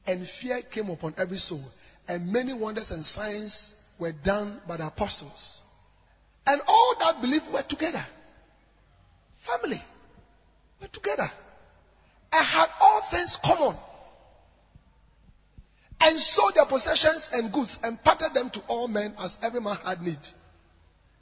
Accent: Ghana

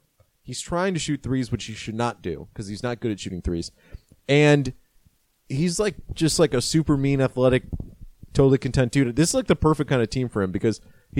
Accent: DMV, United States; I'm from the DMV.

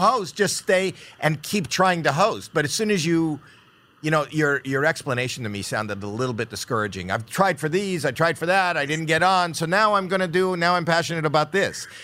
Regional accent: Toronto, Ontario, Canada; moved away; that's my hometown

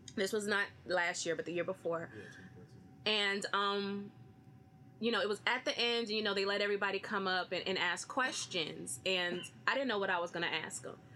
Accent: Austin, Texas, United States; I'm from Austin, Texas

